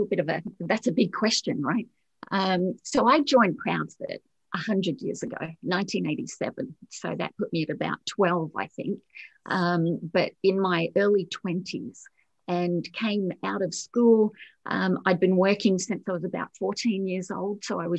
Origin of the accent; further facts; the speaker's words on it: Australia; also born or lived in Singapore / Germany / United Kingdom; So I grew up in actually Singapore, Germany, the UK, with the, you know, being the daughter of an army officer. So and grew up the real typical army brat life. And then we settled in Australia, and we settled out in all the army camps in Australia.